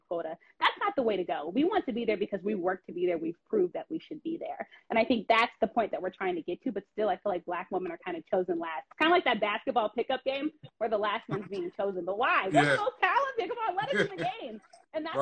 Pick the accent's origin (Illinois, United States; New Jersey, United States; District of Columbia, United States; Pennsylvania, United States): District of Columbia, United States; Washington; knowing the DC landscape, being from this area, no one knows this area like me then. This is my hometown.